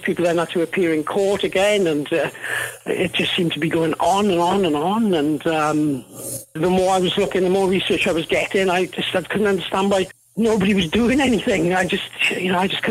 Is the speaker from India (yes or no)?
no; Wales, United Kingdom; now in New Zealand; my accent isn't a Kiwi accent. I'm originally from Wales in the UK.